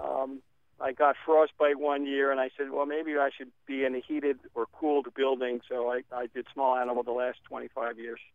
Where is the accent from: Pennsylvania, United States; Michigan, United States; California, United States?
Pennsylvania, United States; Philadelphia; also born or lived in Erdenheim, Pennsylvania; now in Gladstone, United States; I'm a Philly boy, uh, but sixty miles north